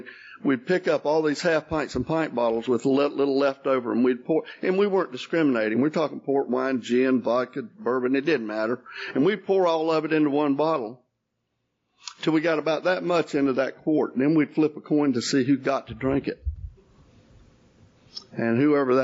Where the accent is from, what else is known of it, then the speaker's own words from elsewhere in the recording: Jacksonville, Florida, United States; also born or lived in Hazlehurst, Georgia; now in Marietta, United States; We grew up in Jacksonville